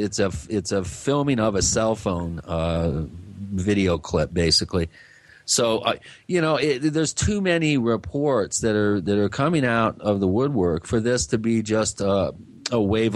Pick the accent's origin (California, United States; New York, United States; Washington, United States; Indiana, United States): New York, United States; Long Island; I should say I'm from Long Island. I'm Italian, so I may be partial